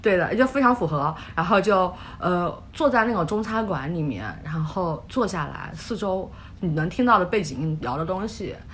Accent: mountainous area of southeast China, China; also born or lived in Seattle; now in New York, United States; 我来自于中国东南山区，我从小就打hiking，买山片，乱跑

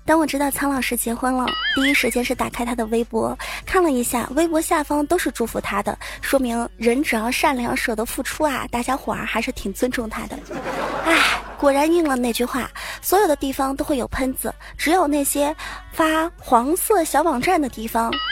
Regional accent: China; 我们中国人是按农历来的

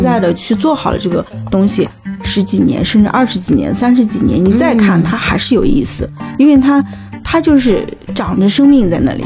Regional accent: China; 我是土生土长的一个中国人

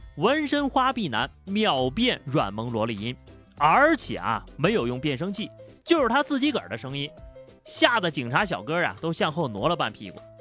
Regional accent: Yunnan, China; 又到了我们云南人吃野生菌的季节了

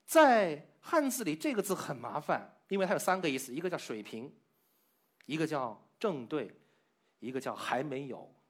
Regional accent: China; 因为我们中国人的脑洞开的是不一样的，所以把它留下来了。

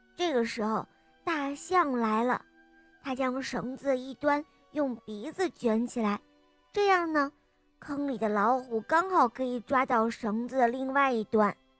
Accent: Yangling, Shaanxi, China; 我今年五岁了，我来自陕西杨陵

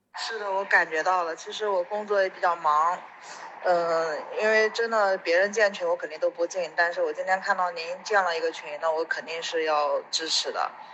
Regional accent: Anhui, China; 因为我不是深圳人嘛，我是安徽人

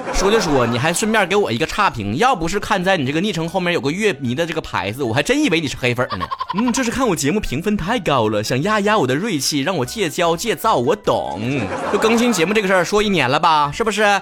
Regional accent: Shenyang, Liaoning, China; 我们辽宁人不再吃甜的豆腐脑儿啊，也不会给冻梨切盘儿

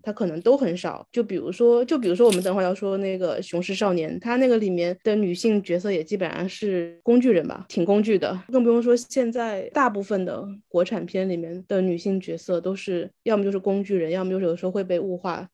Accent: Wu-speaking area, China; accent: Wu dialect; first language Wu Chinese; Chinese is a second language; moved away as an adult; now in Guangzhou, China; 我母语是无方言嘛

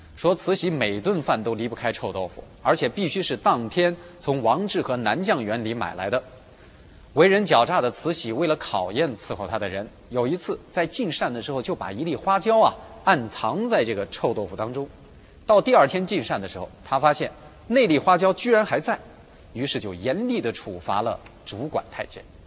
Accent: China; 我们中国人

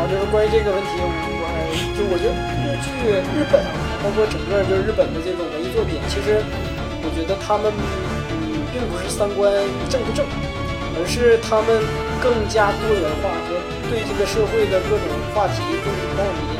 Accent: China; 是因为我们中国人的婆媳关系肯定处理得很好，是吧？

